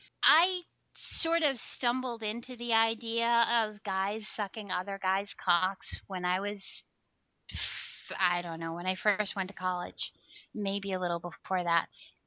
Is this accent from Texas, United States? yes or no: yes; Texas, United States; I'm originally from Texas. And I travel around the country. I never know where I'm going to be.